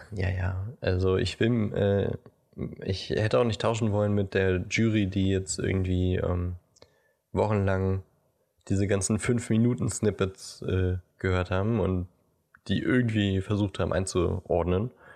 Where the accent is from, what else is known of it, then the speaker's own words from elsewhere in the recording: Brandenburg, Germany; wir sind ja beide in Brandenburg zur Schule gegangen